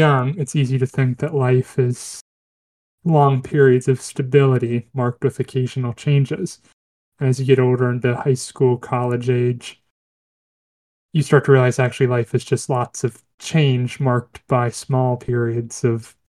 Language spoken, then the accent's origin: English; United States; as an American